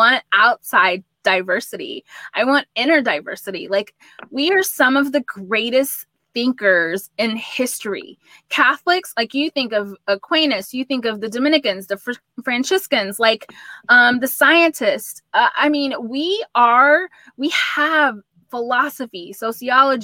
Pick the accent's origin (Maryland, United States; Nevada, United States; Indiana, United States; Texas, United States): Texas, United States; I'm a Texan, so obviously I love Texas more.